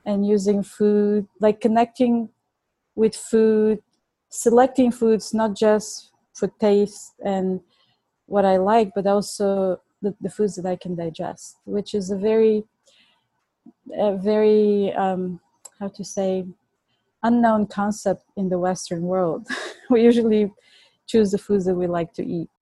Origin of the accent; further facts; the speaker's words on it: Plovdiv, Plovdiv Province, Bulgaria; accent: Bulgarian; English is a second language; now in New York, United States; I was born and raised in Bulgaria. That's my accent